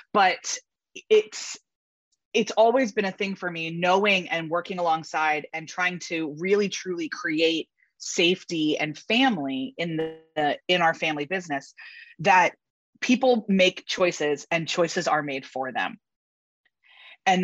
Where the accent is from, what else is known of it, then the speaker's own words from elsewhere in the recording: Philadelphia, Pennsylvania, United States; also born or lived in Baltimore, Maryland; I was born outside of Baltimore, actually, and then moved to suburban Philadelphia when I was 7 because my parents bought a company. And this was in the early 90s.